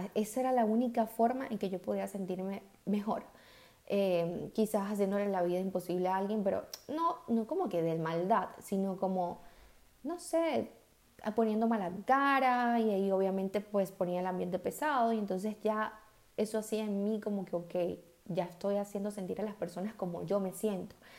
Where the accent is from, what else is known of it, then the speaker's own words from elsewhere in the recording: Venezuela; del país de donde yo soy, que es Venezuela